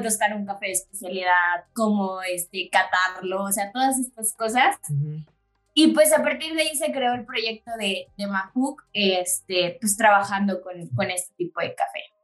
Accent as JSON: {"language": "Spanish", "region": "Chiapas", "country": "Mexico", "moved": "as an adult", "lives_now": "Querétaro, Mexico", "said": "soy de Chiapas, tengo cuatro años residiendo acá en, en, Querétaro"}